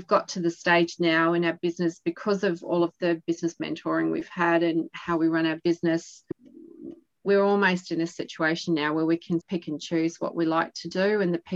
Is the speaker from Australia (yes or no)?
yes; East Coast, Australia; also born or lived in Adelaide, South Australia; We're from the East Coast and we did live down in South Australia during that global financial crisis